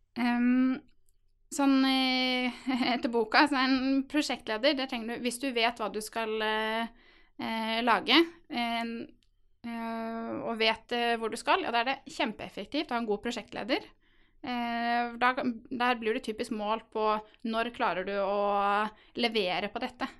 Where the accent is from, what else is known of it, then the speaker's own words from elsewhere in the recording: Halden, Østfold, Norway; jeg er nemlig fra Halden